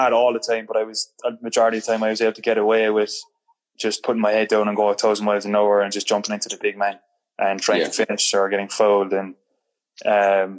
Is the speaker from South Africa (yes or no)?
no; Cork, Munster, Ireland; moved away as an adult; also born or lived in Germany; I'm from Cork